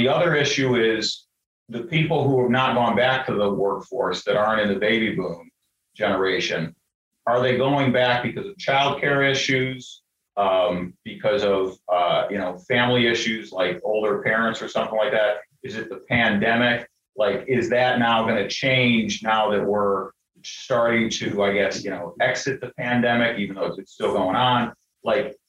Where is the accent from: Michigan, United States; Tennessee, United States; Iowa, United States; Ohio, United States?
Ohio, United States; Cleveland; moved away; I'm from Cleveland, Ohio originally. Like, we got a big steel mill in town. And when I was growing up, they were shutting parts of it down